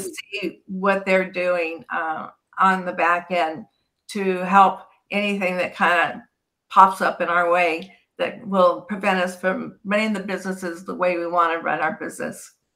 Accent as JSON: {"language": "English", "region": "California", "country": "United States", "tie": "born or raised there", "said": "I'm born and raised in California"}